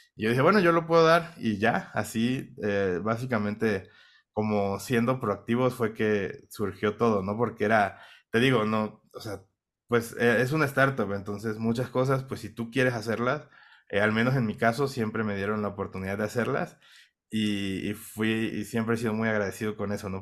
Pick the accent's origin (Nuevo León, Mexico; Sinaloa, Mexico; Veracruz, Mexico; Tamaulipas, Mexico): Veracruz, Mexico; Minatitlán; accent: Mexican; now in Bogotá, Colombia; nacido en México, soy de Minatitlán, Veracruz, una ciudad pues relativamente pequeña